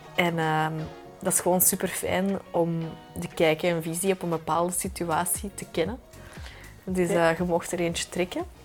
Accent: Belgium; als Belgen

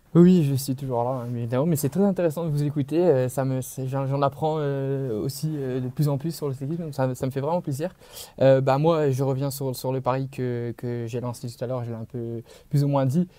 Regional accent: Belgium; on est belge

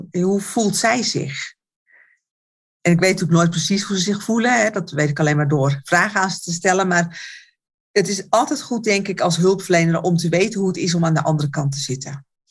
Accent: Alkmaar, North Holland, Netherlands; Ik kom uit Alkmaar

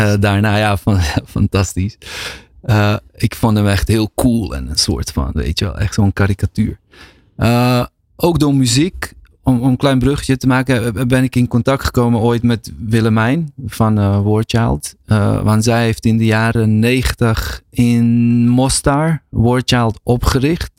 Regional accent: Netherlands; also born or lived in Bosnia; schouw mezelf wel als gewoon Nederlander. Iemand die hier opgegroeid is en woont

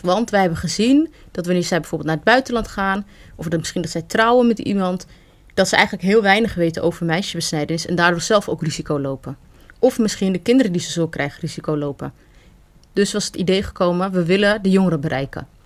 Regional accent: Netherlands; also born or lived in Amsterdam; oorspronkelijk kom ik uit Somalië. maar Ik ben hier in Nederland geboren en getogen.

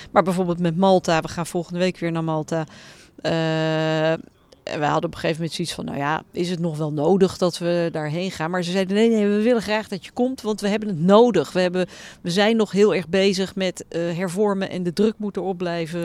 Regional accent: Netherlands; moved away as an adult; now in Brussels, Belgium; Tuurlijk ben ik een Nederlander, ik ben daar gevormd

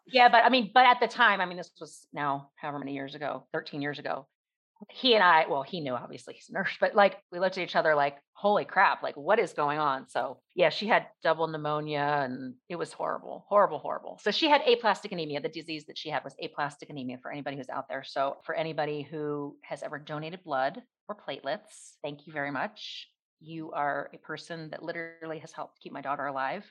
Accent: outside Philadelphia, Pennsylvania, United States; now in Kentucky, United States; I grew up outside Philadelphia

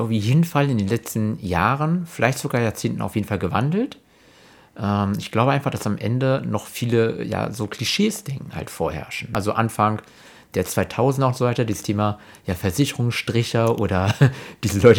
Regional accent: Berlin, Germany; born there; bin in Berlin geboren und bin selbstständig im Bereich der Finanzdienstleistung.

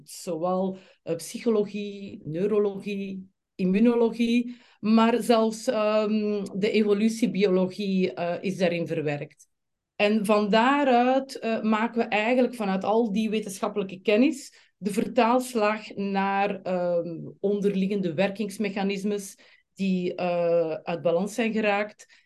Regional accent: Flanders, Belgium; accent: Flemish; moved away as an adult; now in Amsterdam, Netherlands; Eh, ik kom oorspronkelijk uit België, zoals waarschijnlijk de meeste van jullie nu al zullen opgepikt hebben. Van dat Vlaamse accentje ga ik eh, niet afgeraken. ik woon in met mijn man Filip en twee kinderen, twee teenagers, Maxim en Sienna in Amsterdam.

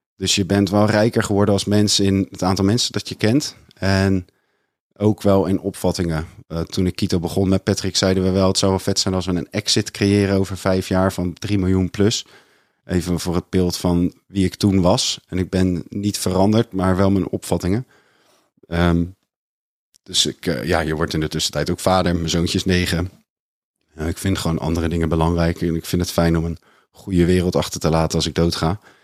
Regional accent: Maassluis, South Holland, Netherlands; accent: rough Rotterdam and broad Westland

